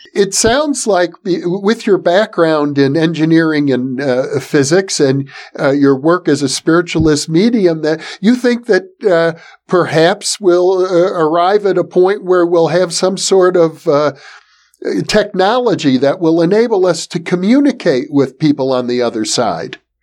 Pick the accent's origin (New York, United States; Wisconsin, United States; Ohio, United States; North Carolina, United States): Wisconsin, United States; Milwaukee; my hometown of Milwaukee, Wisconsin